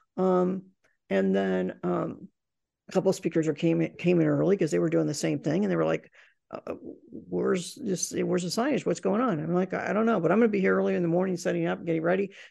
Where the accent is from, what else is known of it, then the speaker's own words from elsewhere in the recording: Indiana, United States; I grew up in Indiana